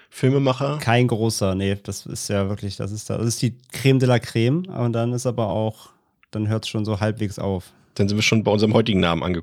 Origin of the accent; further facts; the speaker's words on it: Bad Neuenahr-Ahrweiler, Rhineland-Palatinate, Germany; moved away as an adult; also born or lived in Bonn area; ich bin geboren in Bad Neuenahr, also da, wo ja. die Flutkatastrophe leider war.